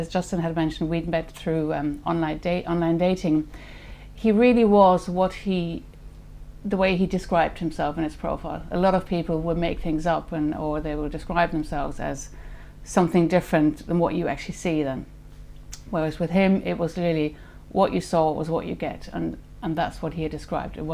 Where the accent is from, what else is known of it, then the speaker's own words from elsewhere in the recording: Germany; moved away as an adult; also born or lived in Switzerland / Paris / Mauritius / Singapore; I was born in Germany in 1969. I went to school there, finished school, and then left